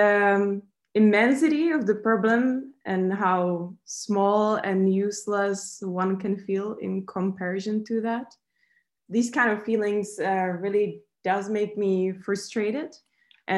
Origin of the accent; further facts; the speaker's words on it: Czechia; I come from the Czech Republic